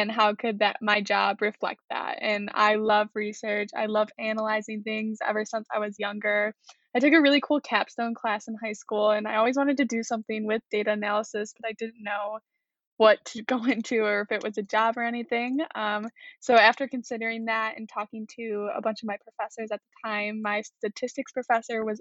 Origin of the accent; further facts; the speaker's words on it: Macomb, Michigan, United States; moved away as an adult; now in Kalamazoo, United States; I'm from Macomb, Michigan, so about an hour or 2.5 hours away from Kalamazoo.